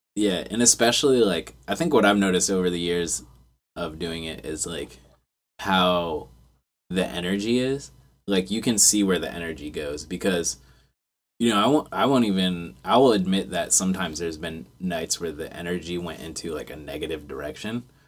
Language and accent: English; Frederick, Maryland, United States; also born or lived in West Virginia / Baltimore; we're all from Frederick